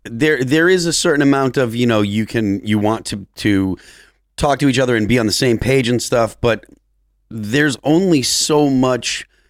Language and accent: English; Chicopee, Massachusetts, United States; Chicopee, Mass.